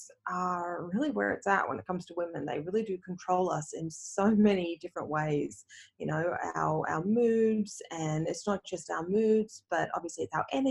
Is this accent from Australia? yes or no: yes; Australia; moved away as an adult; also born or lived in Canada; I moved from Australia to Canada. Now I'm back in Australia again.